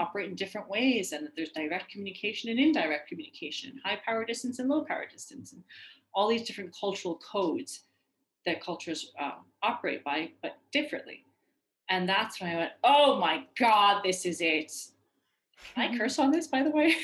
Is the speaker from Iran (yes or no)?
yes; Iran; moved away; I'm from Iran